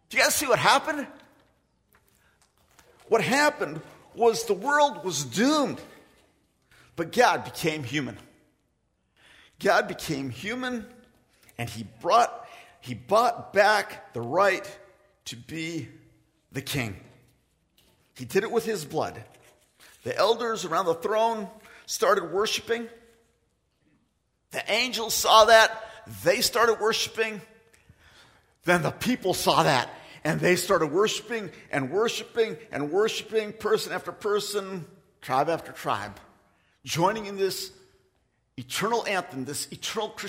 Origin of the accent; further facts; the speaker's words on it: Philippines; I am from the Philippines. I am, by the way. And today, I want to declare that Jesus is the rightful king of the Agta people, the people that I grew up with.